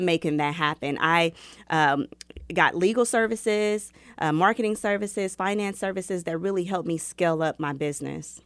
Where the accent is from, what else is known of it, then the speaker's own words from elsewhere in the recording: Kansas City, Missouri, United States; also born or lived in Chicago; I grew up right here in Kansas City, Missouri